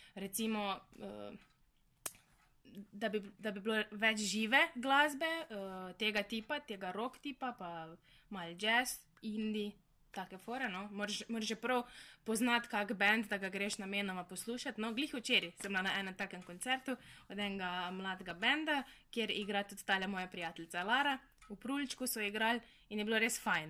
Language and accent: Slovenian; Brežice, Slovenia; moved away as an adult; dosta oddaljena sem, ker sem iz Brežic